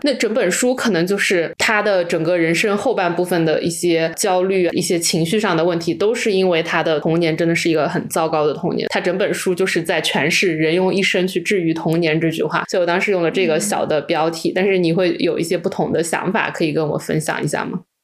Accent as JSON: {"language": "Chinese", "town": "Wenzhou", "region": "Zhejiang", "country": "China", "said": "特别是我们是温州的"}